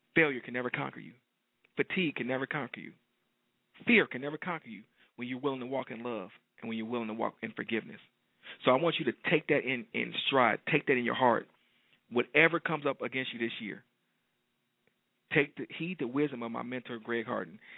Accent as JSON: {"language": "English", "town": "Detroit", "region": "Michigan", "country": "United States", "tie": "born or raised there", "said": "detroit my hometown"}